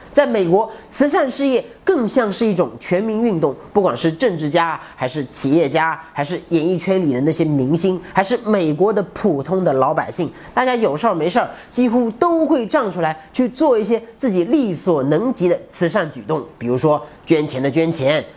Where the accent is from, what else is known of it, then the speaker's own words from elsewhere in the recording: China; 我们中国人